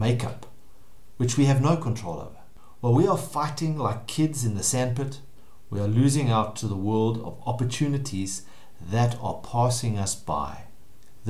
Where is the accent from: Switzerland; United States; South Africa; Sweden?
South Africa; I've lived and worked in South Africa my whole life